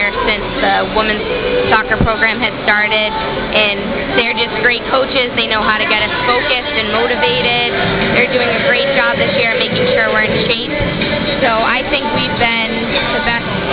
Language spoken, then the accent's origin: English; Salem, Massachusetts, United States; that's where I'm from